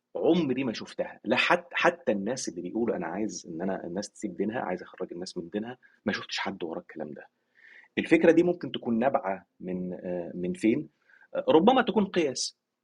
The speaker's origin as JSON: {"language": "Arabic", "country": "Egypt", "said": "عندنا في مصر"}